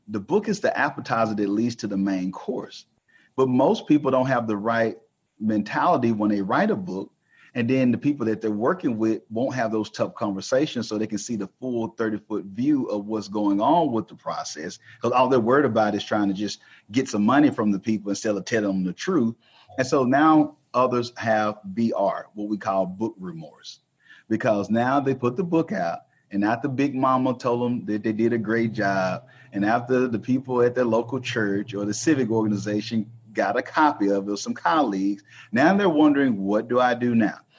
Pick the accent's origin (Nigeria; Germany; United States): United States; Texas; I'm from Texas